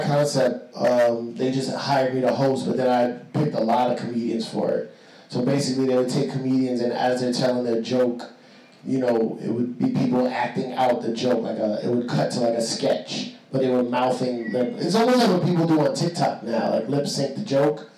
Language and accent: English; New York City, New York, United States; I'm Puerto Rican from the Bronx